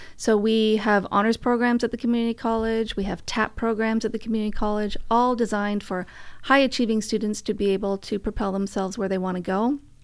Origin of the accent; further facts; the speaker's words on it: Vancouver, British Columbia, Canada; moved away; I'm from Vancouver